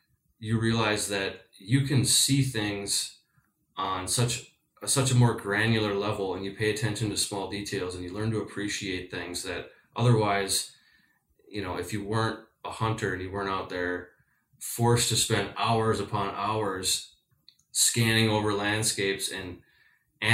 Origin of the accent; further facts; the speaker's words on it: Midwest, United States; You know, I grew up hunting whitetails in the Midwest, classic tree stand scenarios.